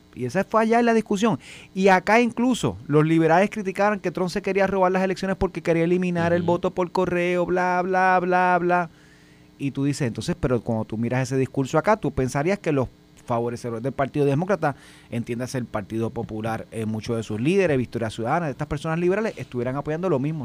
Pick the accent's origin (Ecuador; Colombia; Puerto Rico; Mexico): Puerto Rico; Vega Baja; moved away; also born or lived in Bayamón / Carolina / Guaynabo; yo, yo soy de Vega Baja y me mudé a Bayamón